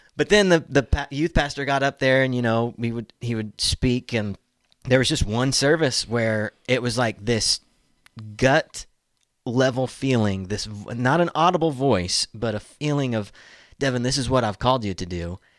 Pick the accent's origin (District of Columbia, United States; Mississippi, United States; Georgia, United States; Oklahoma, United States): Oklahoma, United States; Tulsa; moved away as an adult; also born or lived in Fayetteville; I'm from Tulsa, Oklahoma, born and raised